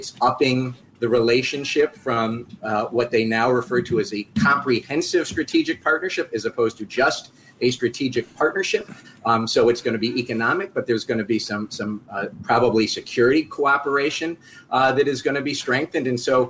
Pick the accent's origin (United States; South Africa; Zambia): United States; as an American